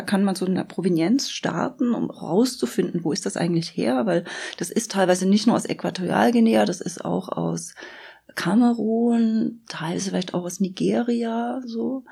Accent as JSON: {"language": "German", "country": "Germany", "said": "ich aus der DDR komme"}